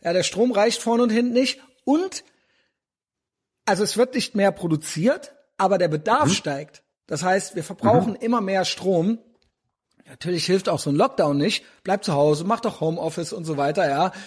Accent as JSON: {"language": "German", "region": "East Germany", "country": "Germany", "said": "als Ossi"}